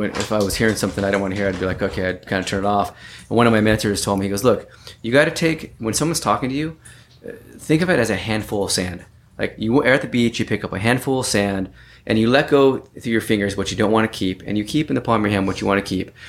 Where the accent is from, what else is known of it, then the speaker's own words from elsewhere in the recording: California, United States; born there; so I was uh, I was born in Northern California